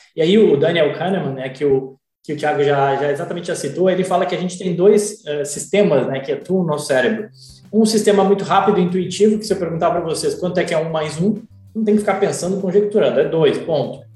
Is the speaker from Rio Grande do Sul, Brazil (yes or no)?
yes; Gaúcho, Rio Grande do Sul, Brazil; moved away as an adult; also born or lived in England / Ireland / Vitória, Espírito Santo / Rio de Janeiro; now in Miami, United States; sou gaúcho, gremista, mas estou aqui em Miami